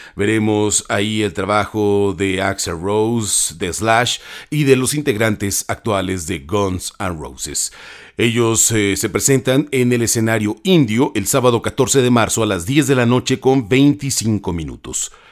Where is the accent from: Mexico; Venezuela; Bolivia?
Mexico